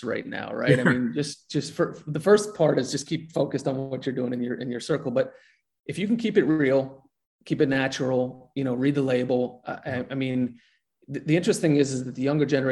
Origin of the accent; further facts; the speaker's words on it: New Jersey, United States; I grew up in South Jersey